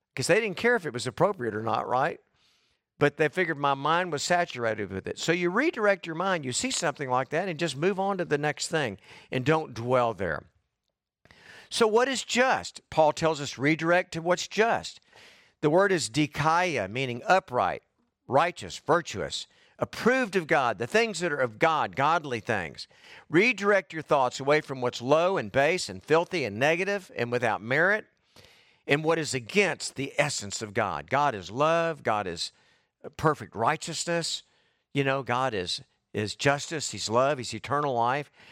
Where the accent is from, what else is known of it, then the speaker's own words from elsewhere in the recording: United States; I'm an American.